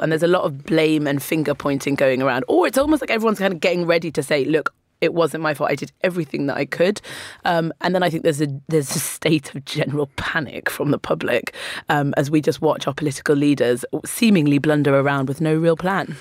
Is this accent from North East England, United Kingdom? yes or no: yes; Newcastle upon Tyne, North East England, United Kingdom; now in London, United Kingdom; I grew up in Newcastle, which is the other end of the country